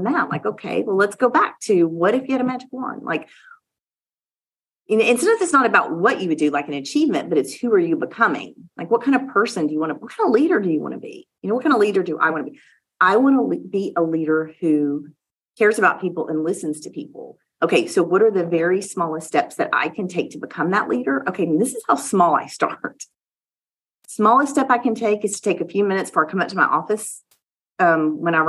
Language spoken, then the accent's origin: English; Louisiana, United States; moved away; also born or lived in Oklahoma City; I am from the South. I am from Louisiana